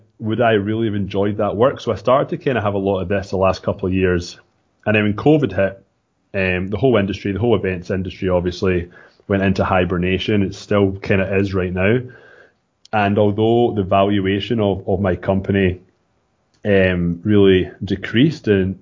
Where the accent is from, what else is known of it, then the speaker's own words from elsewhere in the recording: Scotland, United Kingdom; accent: Scottish; moved away as an adult; now in Toronto, Canada; I'm from Scotland, as you said. I moved to Canada in 2006 and in Toronto, Ontario.